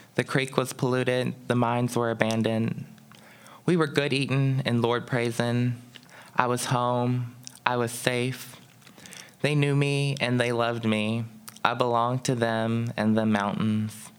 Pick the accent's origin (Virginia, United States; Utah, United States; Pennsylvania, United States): Pennsylvania, United States; Pittsburgh; growing up as a black child here in Pittsburgh